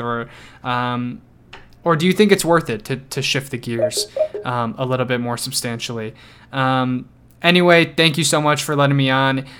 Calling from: Chicago, Illinois, United States; I'm calling from the Chicagoland area in Illinois.

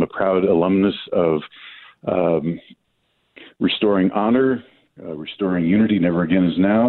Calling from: New Mexico, United States; I'm … from New Mexico.

